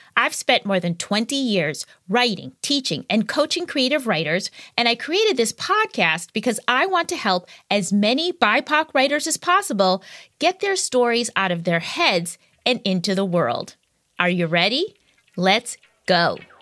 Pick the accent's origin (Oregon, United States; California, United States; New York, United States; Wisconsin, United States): Wisconsin, United States; my home state of Wisconsin